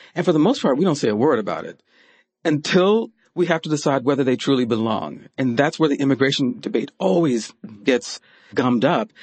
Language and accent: English; Kentucky, United States; I'm from the South. I was born in Kentucky